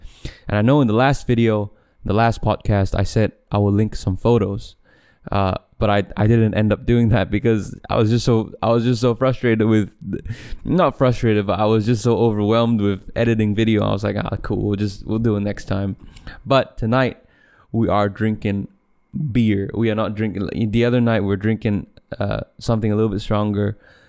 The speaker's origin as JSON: {"language": "English", "country": "Malaysia", "said": "I ethnically I'm Chinese, but I was born in Malaysia, and if you, and so I don't identify as a person from mainland China"}